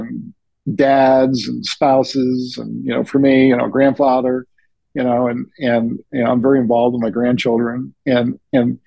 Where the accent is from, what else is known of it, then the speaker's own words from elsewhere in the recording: New Hampshire, United States; I'm from New England, New Hampshire specifically